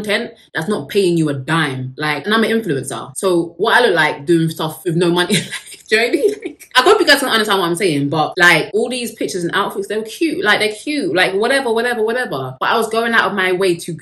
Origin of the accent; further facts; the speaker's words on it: United Kingdom; I am British, so we love tea over here